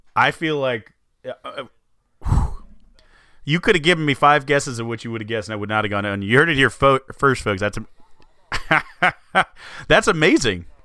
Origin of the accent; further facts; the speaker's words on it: Texas, United States; I'm from Texas in every way.